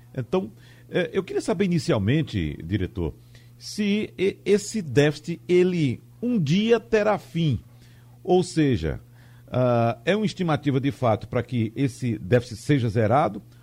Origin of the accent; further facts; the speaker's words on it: Arcoverde, Pernambuco, Brazil; a cidade de Arco Verde, que é a cidade onde eu nasci